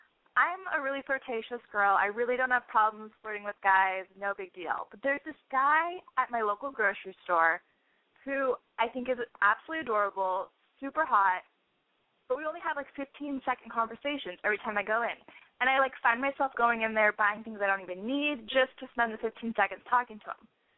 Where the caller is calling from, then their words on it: Portland, Oregon, United States; Hi, Lexi. I'm 25, and I'm calling from Portland, Oregon.